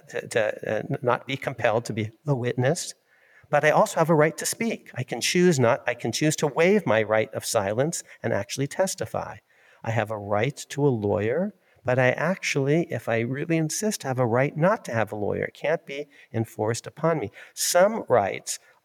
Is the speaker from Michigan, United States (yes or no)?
yes; Ann Arbor, Michigan, United States; I was born in Ann Arbor, Michigan.